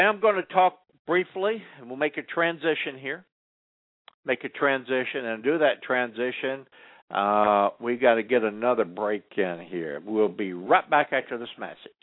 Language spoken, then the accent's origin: English; California, United States; as a Californian